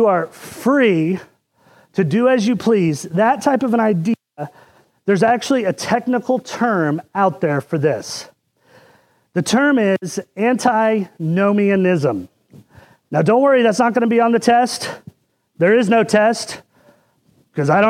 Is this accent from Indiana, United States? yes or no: yes; Indiana, United States; when I was growing up in Indiana